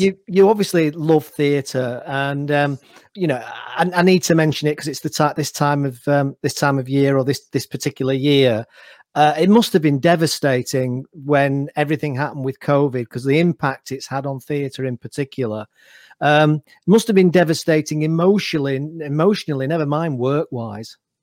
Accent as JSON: {"language": "English", "town": "Manchester", "region": "North West England", "country": "United Kingdom", "said": "I'm Mancunian myself, so I'm in Manchester at the moment"}